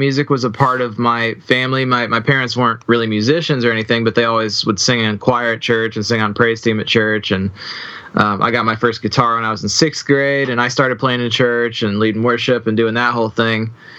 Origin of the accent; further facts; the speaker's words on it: Circleville, Ohio, United States; also born or lived in Columbus, Ohio; now in Franklin, Tennessee, United States; Yeah, I'm from Columbus, Ohio. I live in Franklin, Tennessee now. Grew up in a little tiny town called Circleville, which is not really famous for anything other than pumpkins.